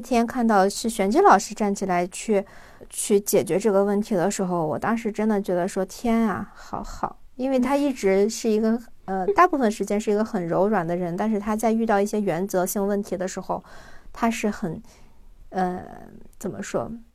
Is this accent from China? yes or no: yes; China; 我们中国人